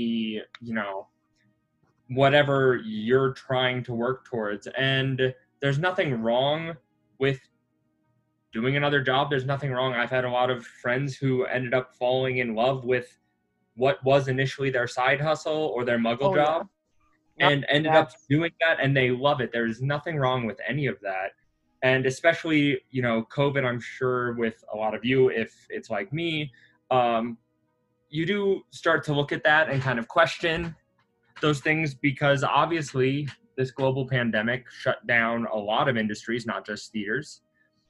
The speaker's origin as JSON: {"language": "English", "region": "Midwest", "country": "United States", "tie": "born or raised there", "moved": "yes", "said": "growing up in the Midwest, where everything is already further away"}